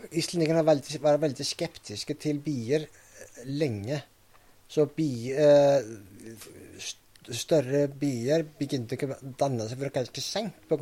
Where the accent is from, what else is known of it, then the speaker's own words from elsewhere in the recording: Reykjavik, Iceland; Norwegian is a second language; moved away as an adult; also born or lived in Vestmannaeyjar, Iceland; now in Norway; Mens jeg bodde i Reykjavik, eller familien bodde i Reykjavik, og så etter at vi flytta fra Reykjavik til Vestmaner